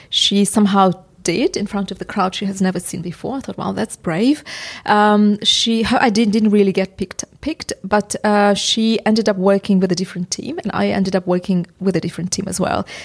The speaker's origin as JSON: {"language": "English", "country": "Uzbekistan", "second_language": "English", "moved": "as an adult", "lives_now": "England", "said": "because I'm originally from Uzbekistan. The education I had was Soviet"}